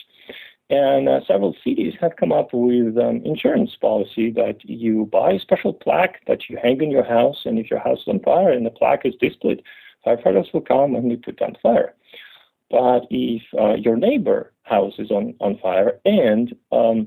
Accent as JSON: {"language": "English", "country": "Russia", "said": "as a Russian, I am coming from the Russia that transitioned"}